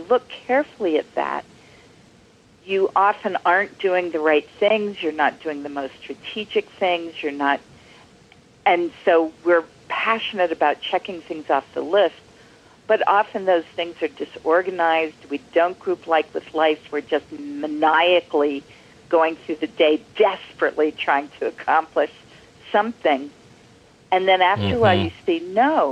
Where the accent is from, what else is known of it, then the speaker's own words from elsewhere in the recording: Lexington, Massachusetts, United States; my hometown, Lexington, Massachusetts